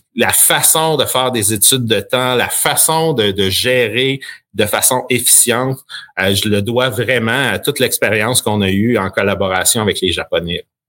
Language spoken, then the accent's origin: French; Sherbrooke, Quebec, Canada; also born or lived in Acton Vale, Quebec; je suis natif de Actonville, donc un petit village en Montérégie euh, où on est déménagé quand j'avais quatre ans ou cinq ans et merci à mon père d'avoir eu une opportunité à Sherbrooke